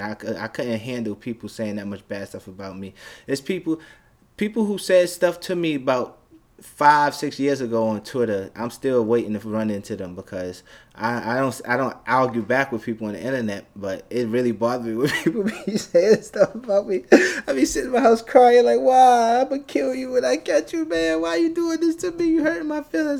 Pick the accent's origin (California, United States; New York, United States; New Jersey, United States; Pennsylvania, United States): New York, United States; New York City; I'm from Brooklyn, Bed-Stuy